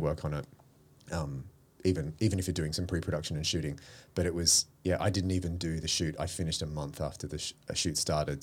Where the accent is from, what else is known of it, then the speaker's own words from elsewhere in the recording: Melbourne, Victoria, Australia; moved away as an adult; now in Sydney, Australia; I grew up in Melbourne. So, I spent all of my childhood down there. I didn't move to Sydney till I was, till two thousand